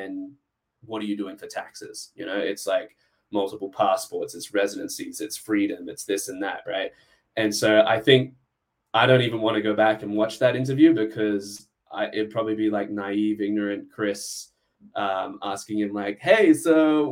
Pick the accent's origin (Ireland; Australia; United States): Australia; moved away; I'm Australian